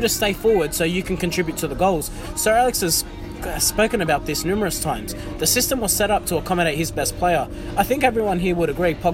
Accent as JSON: {"language": "English", "country": "Australia", "said": "all of us from Australia"}